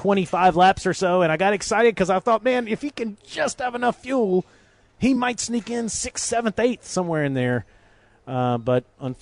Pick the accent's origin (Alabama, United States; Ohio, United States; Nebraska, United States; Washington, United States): Alabama, United States; I told them I was from Alabama